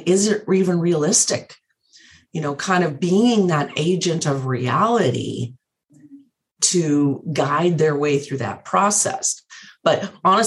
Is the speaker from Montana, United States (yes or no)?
yes; Montana, United States; moved away; I grew up in Montana